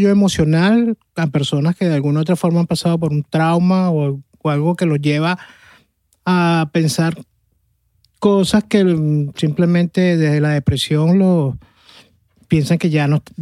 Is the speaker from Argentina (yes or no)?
no; Caracas, Capital District, Venezuela